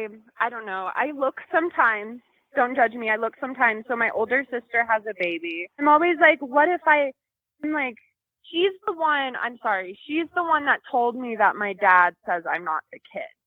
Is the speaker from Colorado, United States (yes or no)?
yes; Denver, Colorado, United States; I'm from Denver, Colorado.